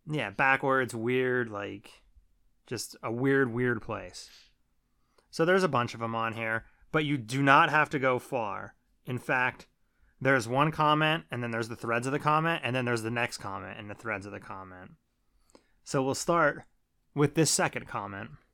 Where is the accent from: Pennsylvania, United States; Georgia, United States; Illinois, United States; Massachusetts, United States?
Pennsylvania, United States; Trevorton; I grew up in Treverton, and Treverton is very close to Shimokan.